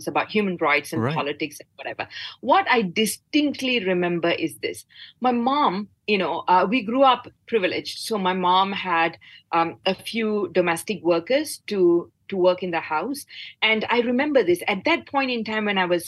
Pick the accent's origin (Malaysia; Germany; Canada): Malaysia; Batu Gajah, Perak; my hometown, and I come from Batu Gajah